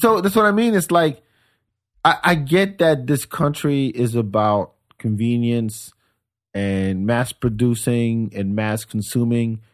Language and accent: English; France; moved away as an adult; also born or lived in Senegal; now in Austin, United States; I grew up on Senegalese food in France